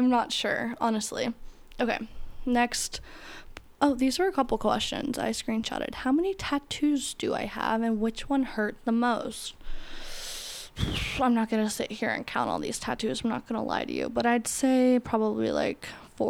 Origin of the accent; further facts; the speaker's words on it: Florida, United States; I grew up in Florida